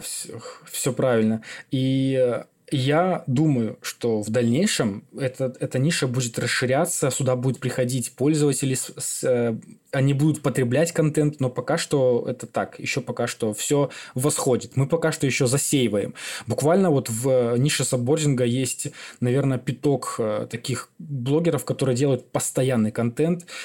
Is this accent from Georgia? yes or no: no; Belarus; also born or lived in Siberia, Russia; Я родился в Сибири, и во втором классе, перед вторым классом, мои родители мигрировали в Беларусь.